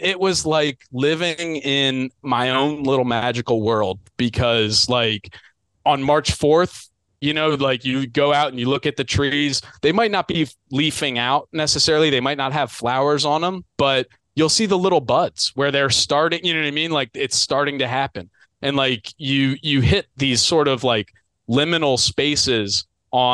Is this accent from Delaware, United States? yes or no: yes; Delaware, United States; I'm from Delaware. I'm in the Mid-Atlantic